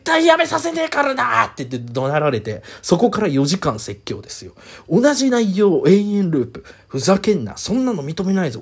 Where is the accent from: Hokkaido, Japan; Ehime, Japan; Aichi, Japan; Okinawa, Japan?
Aichi, Japan; 自分は愛知県出身なので